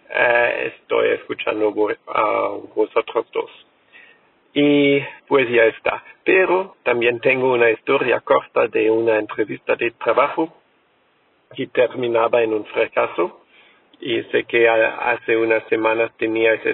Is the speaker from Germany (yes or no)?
yes; Germany; Spanish is a second language; soy alemán